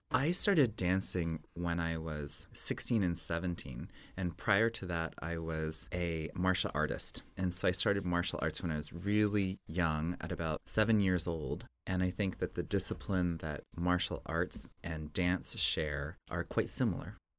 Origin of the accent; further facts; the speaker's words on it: Santa Fe, New Mexico, United States; moved away as an adult; I grew up in Santa Fe in New Mexico